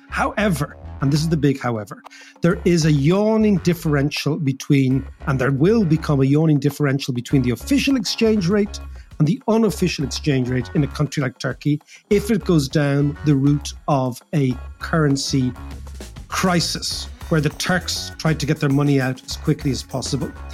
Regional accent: Ireland; as Irish people

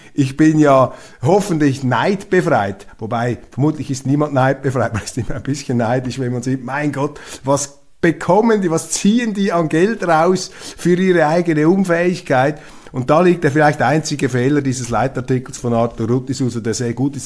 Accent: Switzerland; als Schweizer

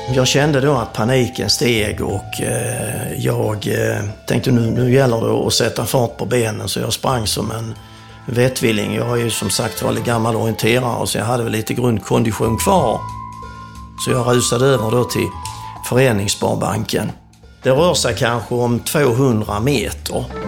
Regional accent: Sweden; som svensk

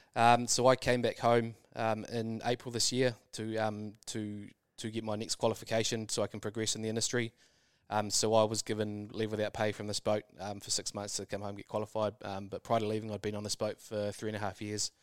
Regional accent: New Zealand; moved away

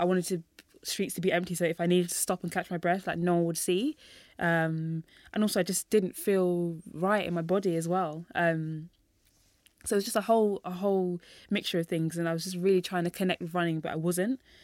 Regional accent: London, United Kingdom; I was born and raised in London

